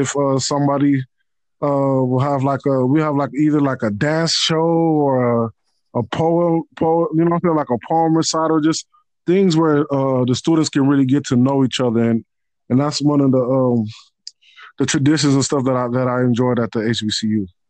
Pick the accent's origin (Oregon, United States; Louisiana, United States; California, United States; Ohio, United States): California, United States; Los Angeles; also born or lived in Nigeria / Tallahassee, Florida; I was born in Nigeria, but um, I came to uh, America when I was about two years old. Was raised in uh, Los Angeles, California